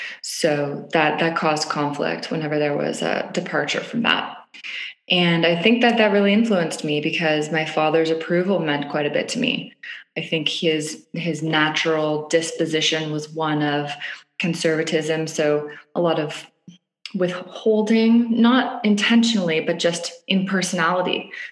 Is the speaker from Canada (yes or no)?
yes; Toronto, Ontario, Canada; I grew up in Canada. I grew up in Toronto, Canada. I was one of two girls in a conservative, I'd say my family was pretty conservative family growing up, upper middle class, middle to upper class, middle class, in a little suburb in Toronto.